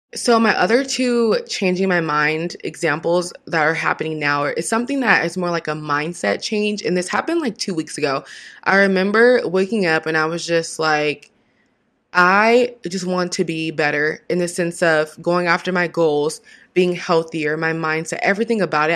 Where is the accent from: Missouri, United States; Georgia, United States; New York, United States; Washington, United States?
Washington, United States; now in California, United States; a teen and a Miss title holder from the same state I was raised in Washington, it's my home.